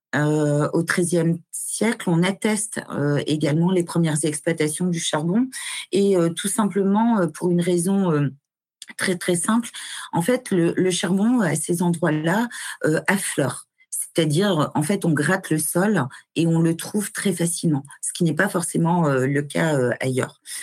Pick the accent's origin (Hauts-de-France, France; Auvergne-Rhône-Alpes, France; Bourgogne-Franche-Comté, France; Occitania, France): Hauts-de-France, France; Nord-Pas-de-Calais; moved away as an adult; also born or lived in Mulhouse / Le Havre; j'ai quitté le Nord-Pas-de-Calais euh, dont je suis originaire